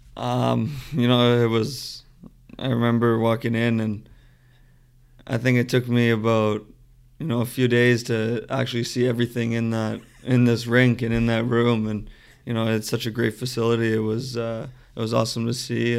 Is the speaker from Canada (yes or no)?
yes; Mississauga, Ontario, Canada; I grew up in Mississauga, just outside of Toronto.